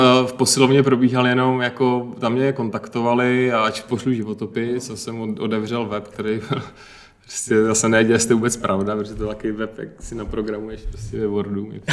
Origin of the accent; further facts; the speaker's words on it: Pardubice, Pardubice Region, Czechia; Já jsem z Parduby